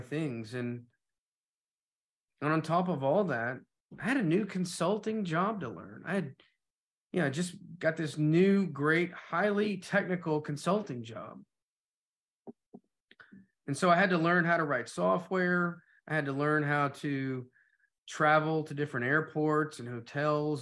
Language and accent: English; Knoxville, Tennessee, United States; moved away as an adult; also born or lived in Atlanta; I'm moving from Knoxville to Atlanta